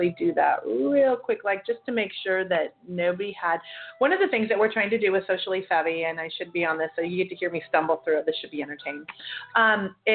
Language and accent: English; Seattle, Washington, United States; I grew up in Ballard